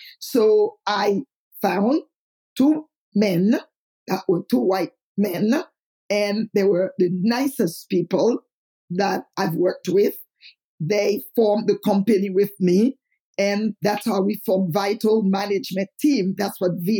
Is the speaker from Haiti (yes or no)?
yes; Haiti; moved away; I am from Haiti